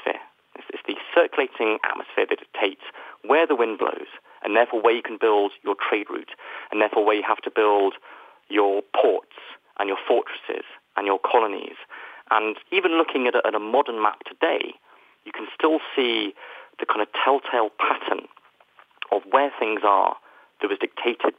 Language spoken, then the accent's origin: English; United Kingdom; where, as you can probably tell from my accent, I am from